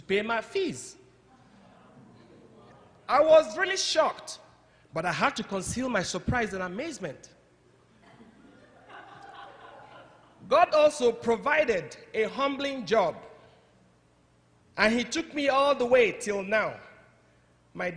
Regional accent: Nigeria; English is a second language; moved away as an adult; also born or lived in Zambia / Zimbabwe; now in United States; I'm from Nigeria, West Africa. I'm Igbo by tribe

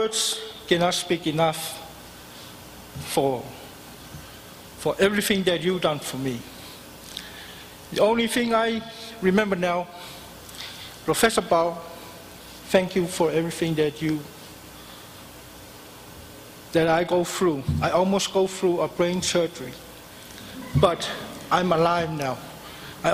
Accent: Samoa; moved away as an adult; now in United States; I'm from South Pacific, Samoan Island, and this is my 13 years in the state.

